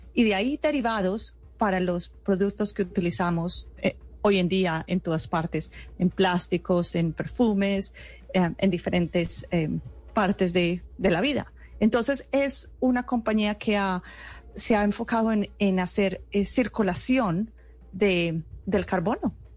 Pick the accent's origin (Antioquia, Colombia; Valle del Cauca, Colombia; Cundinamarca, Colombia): Antioquia, Colombia; Paisa region; moved away; hace muchos años ya salí de Colombia, pero toda mi familia está en Colombia y soy muy orgullosa de ser paisa